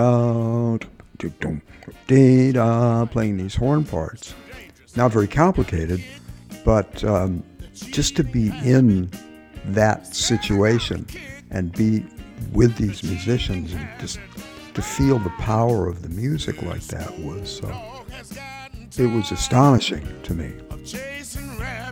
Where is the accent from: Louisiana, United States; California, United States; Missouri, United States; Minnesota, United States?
Missouri, United States; Kirkwood; moved away; where I grew up in Kirkwood